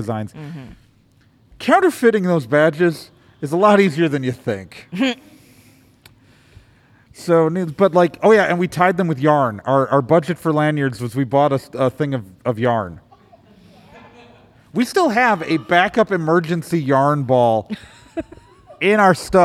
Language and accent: English; Milwaukee, Wisconsin, United States; as a kid growing up in Milwaukee